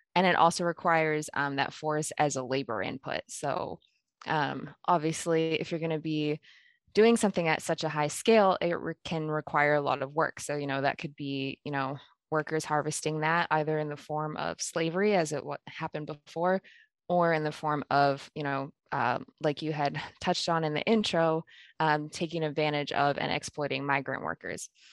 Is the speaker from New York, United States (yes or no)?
no; Pennsylvania, United States; moved away as an adult; also born or lived in Kenya; now in Nebraska, United States; I was born in Kenya, I, I only lived there for about a year, and then I actually grew up in Pennsylvania